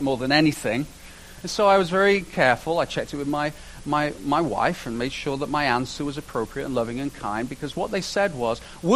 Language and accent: English; United Kingdom; now in Canada; I say this as a British person